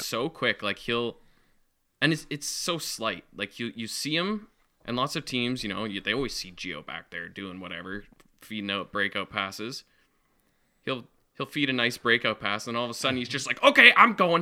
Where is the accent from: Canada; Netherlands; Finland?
Canada; Western Canada; we're from the West